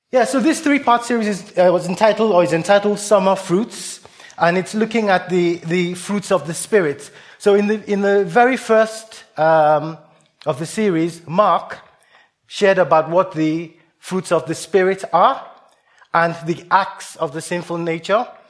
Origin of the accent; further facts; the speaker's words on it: Nigeria; moved away; I grew up in Nigeria, partly.